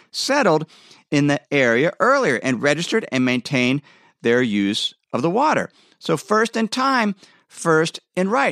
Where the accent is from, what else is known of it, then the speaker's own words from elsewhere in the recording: Ohio, United States; moved away as an adult; now in Idaho, United States; I grew up in Ohio, where there was plenty of rain